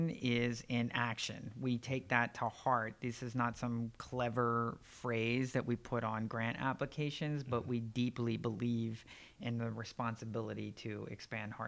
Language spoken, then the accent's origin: English; Northeast Pennsylvania, United States; I grew up in Northeast Pennsylvania for the most part, about an hour directly west of Manhattan